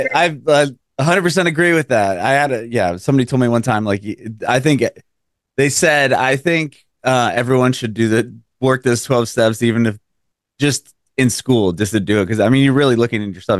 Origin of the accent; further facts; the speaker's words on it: San Diego, California, United States; now in Nashville, United States; I'm from San Diego originally. I live in Nashville now